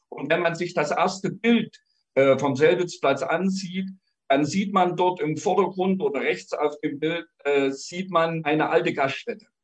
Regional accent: Blankenstein, Thuringia, Germany; born or raised there

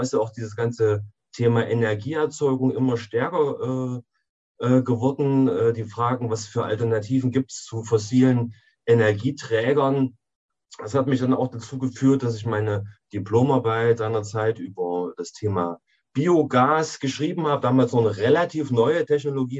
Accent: Jena, Thuringia, Germany; ich bin in Jena geboren und lebe auch in, in Jena.

